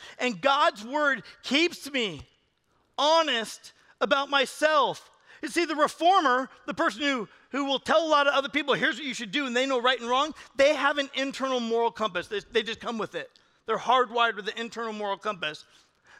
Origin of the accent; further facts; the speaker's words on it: California, United States; I'm from California